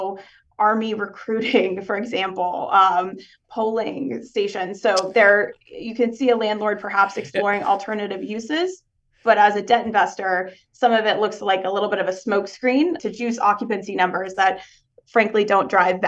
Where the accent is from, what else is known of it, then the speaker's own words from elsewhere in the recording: Dallas, Texas, United States; also born or lived in Houston; I was born in Houston. I went to high school in Dallas. So I've moved around a fair bit though.